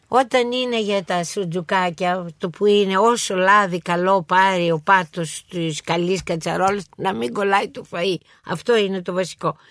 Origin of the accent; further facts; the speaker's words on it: Athens, Attica, Greece; εγώ είμαι περήφανη που είμαι Αθηναία